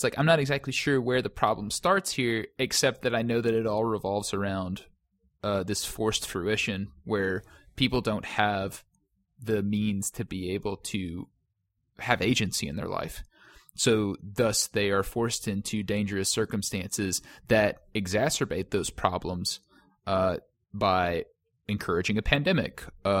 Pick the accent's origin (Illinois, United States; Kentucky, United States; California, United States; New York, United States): Kentucky, United States; but like, based on the culture that I was raised in Western Kentucky, all of those things culminated into all of those tenets.